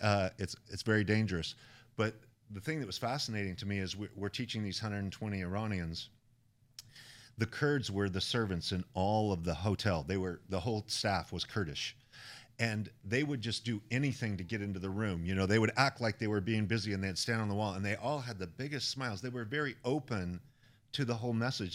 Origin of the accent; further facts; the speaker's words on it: Idaho, United States; I come from Idaho, guns are a part of life.